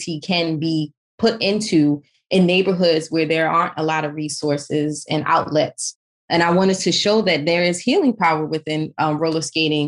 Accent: United States; growing up in America, being in America now as a mother

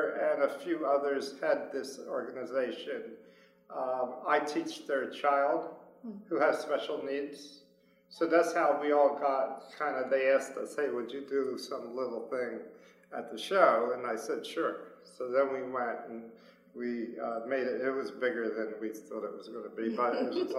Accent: Framingham, Massachusetts, United States; also born or lived in Istanbul, Turkey / New Jersey; now in Philadelphia, United States; I've been here since I was 3, grew up in Framingham, Massachusetts, then moved down to New Jersey and Philly

